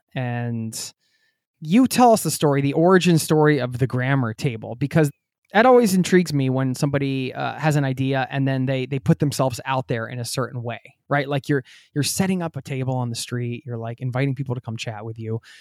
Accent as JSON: {"language": "English", "area": "outside of Philadelphia", "region": "Pennsylvania", "country": "United States", "tie": "born or raised there", "said": "where I grew up outside of Philadelphia"}